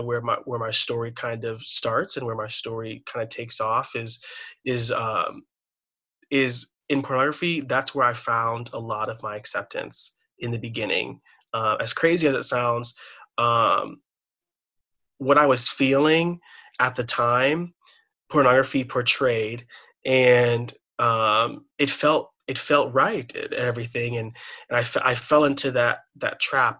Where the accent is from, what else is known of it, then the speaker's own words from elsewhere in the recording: Chicago, Illinois, United States; I was born and raised here in the Midwest, in the suburbs